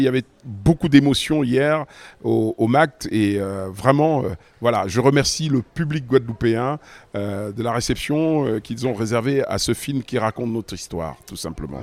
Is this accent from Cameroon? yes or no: yes; Cameroon; moved away; c'est mon pays d'origine